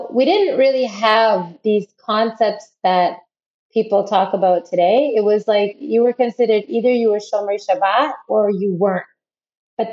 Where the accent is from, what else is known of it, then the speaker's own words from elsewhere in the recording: Ottawa, Ontario, Canada; moved away as an adult; also born or lived in South Africa; now in Israel; I grew up in Ottawa originally, which is the capital of Canada.